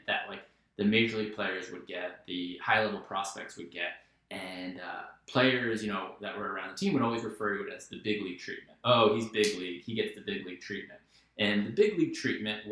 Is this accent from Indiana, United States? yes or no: no; New York, United States; a New Yorker